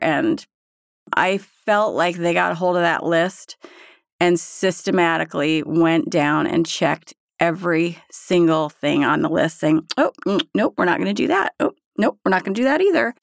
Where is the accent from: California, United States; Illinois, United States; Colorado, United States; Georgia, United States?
Colorado, United States; Berthoud; I am from Berthoud, Colorado